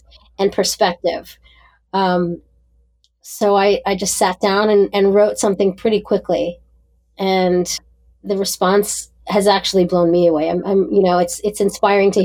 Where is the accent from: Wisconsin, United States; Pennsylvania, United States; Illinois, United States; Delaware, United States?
Pennsylvania, United States; Pittsburgh; moved away; I grew up in Pittsburgh, Pennsylvania